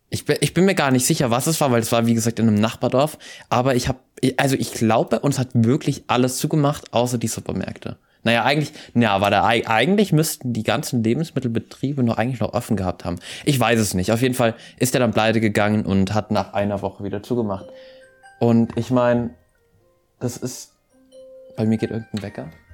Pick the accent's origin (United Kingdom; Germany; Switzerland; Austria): Austria; bei uns in Österreich